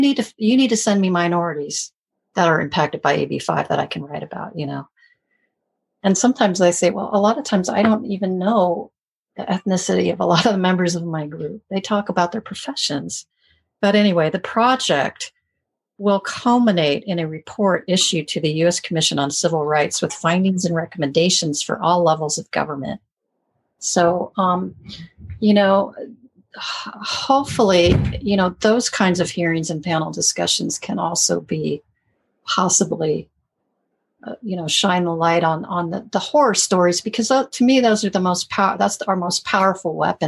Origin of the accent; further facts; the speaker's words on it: California, United States; because I'm from California.